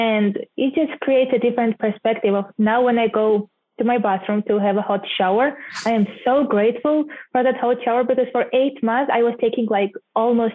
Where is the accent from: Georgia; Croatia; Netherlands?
Georgia; moved away as an adult; also born or lived in Minneapolis, United States / Kansas City, United States / Hawaii, United States; I'm from Georgia, country, not the state